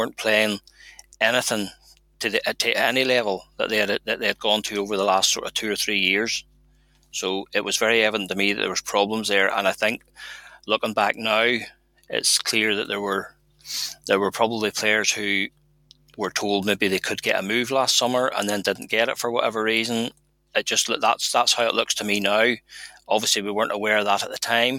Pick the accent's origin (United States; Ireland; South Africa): Ireland; as Irish supporters